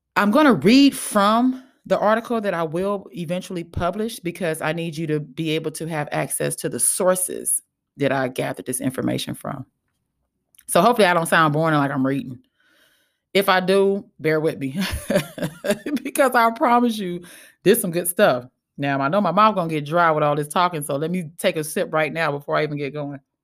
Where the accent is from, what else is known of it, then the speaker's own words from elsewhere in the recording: Los Angeles, California, United States; I'm from South Central Los Angeles